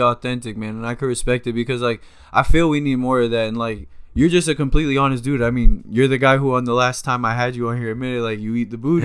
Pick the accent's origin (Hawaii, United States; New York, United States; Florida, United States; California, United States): Florida, United States; Miramar; I'm in Miramar